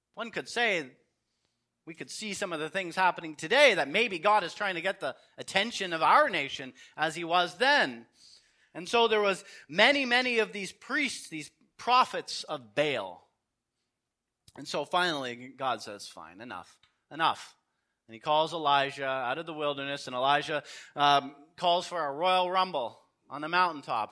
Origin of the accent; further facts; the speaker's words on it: Canada; I'm a Canadian